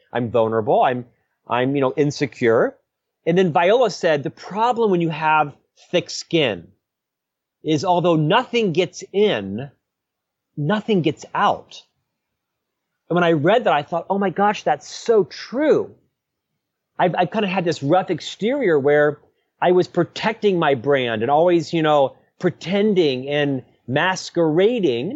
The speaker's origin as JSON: {"language": "English", "region": "Central Florida", "country": "United States", "tie": "born or raised there", "also_born_or_lived": "Provo, Utah", "moved": "as an adult", "lives_now": "Utah, United States", "said": "I was born and raised in Central Florida"}